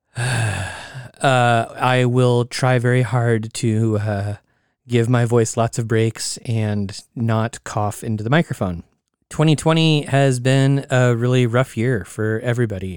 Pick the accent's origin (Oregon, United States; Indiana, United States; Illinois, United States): Oregon, United States; my home state of Oregon